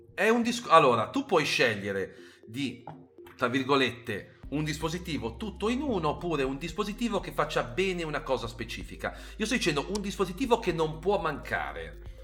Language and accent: Italian; Genoa, Liguria, Italy; sono genovese